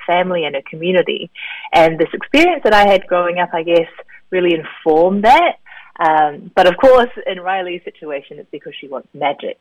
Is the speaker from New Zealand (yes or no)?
yes; New Zealand; also born or lived in South Korea; having grown up in New Zealand as a Korean kid. I was born in Korea and moved to New Zealand when I was three